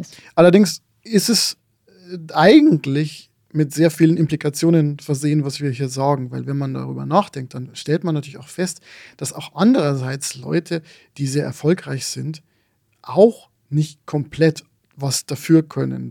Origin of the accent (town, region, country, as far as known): Lower Bavaria, Germany; born or raised there